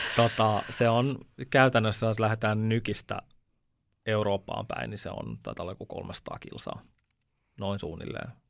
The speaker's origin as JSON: {"language": "Finnish", "town": "Veikkola", "region": "Uusimaa", "country": "Finland", "also_born_or_lived": "Upinniemi", "said": "Mä oon Veikkolasta"}